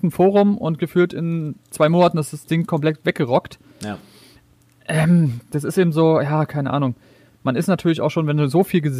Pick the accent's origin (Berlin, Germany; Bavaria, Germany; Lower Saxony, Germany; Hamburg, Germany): Berlin, Germany; also born or lived in Brandenburg; ich bin ja auch in Berlin aufgewachsen, ein bisschen in Brandenburg.